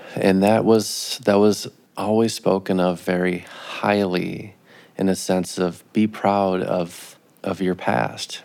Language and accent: English; Minneapolis–Saint Paul, Minnesota, United States; now in Grand Rapids, United States; I grew up in, in the Twin Cities